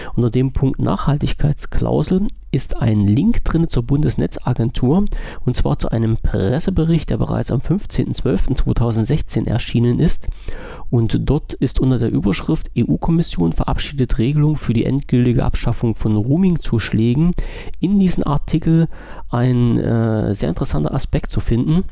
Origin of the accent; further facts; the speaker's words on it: Germany; als deutscher Bürger